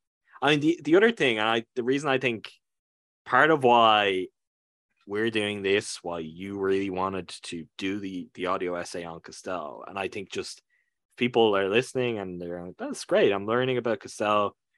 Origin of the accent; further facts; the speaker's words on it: Ireland; I'm a guy from Ireland who's doing this years. I'm talking from Ireland now.